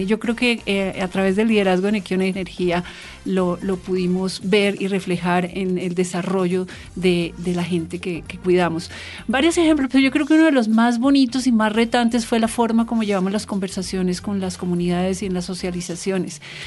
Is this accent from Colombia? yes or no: yes; Bogotá, Colombia; yo soy bogotana y hablo diferente